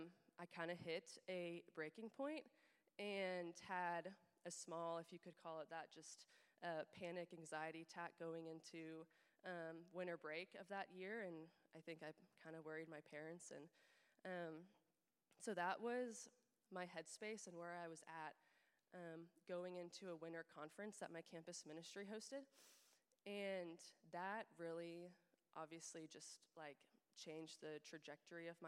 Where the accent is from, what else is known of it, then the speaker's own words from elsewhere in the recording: Overland Park, Kansas, United States; I have been living in Kansas City the last couple years since graduating from KU, and I grew up in Overland Park, so have been in the area my whole life